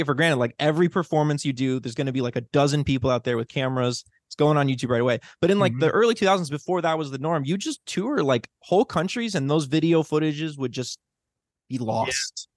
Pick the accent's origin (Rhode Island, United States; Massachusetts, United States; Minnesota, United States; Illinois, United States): Illinois, United States; Chicago; now in Los Angeles, United States; I'm also from Chicago